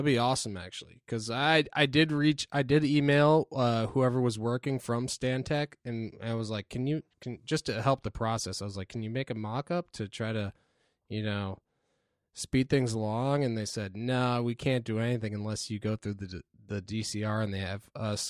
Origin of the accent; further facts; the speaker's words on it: Norfolk, Virginia, United States; Also, I have a dream of redoing the really shitty skate park at my hometown of Norfolk.